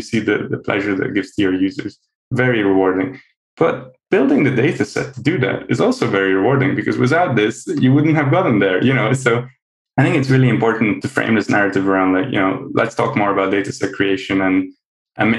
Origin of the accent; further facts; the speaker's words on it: Hungary; I'm half Dutch, half Hungarian, actually. But I grew up in Hungary